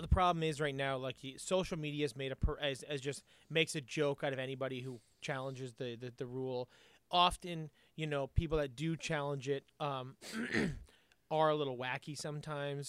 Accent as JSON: {"language": "English", "country": "Canada"}